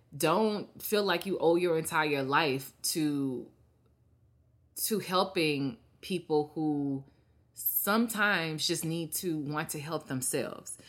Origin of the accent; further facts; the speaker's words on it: Mississippi, United States; moved away as an adult; I go back and help my state